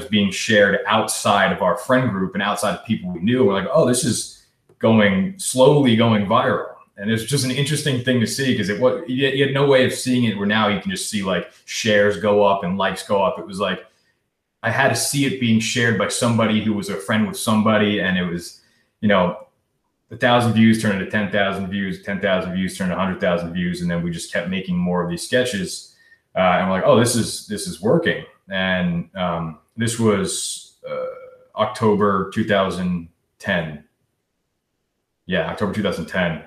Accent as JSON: {"language": "English", "town": "Clinton", "region": "New Jersey", "country": "United States", "tie": "born or raised there", "also_born_or_lived": "New York", "moved": "as an adult", "said": "I'm from New Jersey originally, Clinton, New Jersey. Since I can, you know, 2 years old, lived there, and then went to high school there."}